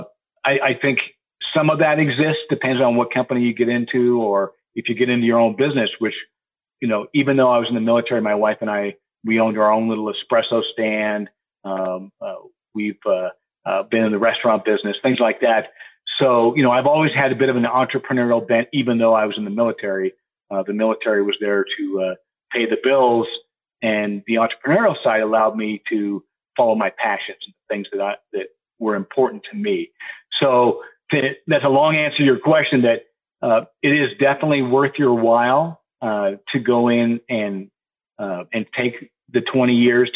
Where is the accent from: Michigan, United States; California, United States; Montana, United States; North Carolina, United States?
Montana, United States; moved away; I grew up in Montana